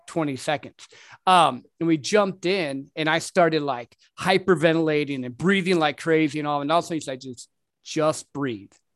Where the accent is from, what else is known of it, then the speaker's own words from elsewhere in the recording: Michigan, United States; now in Texas, United States; I'm originally from Michigan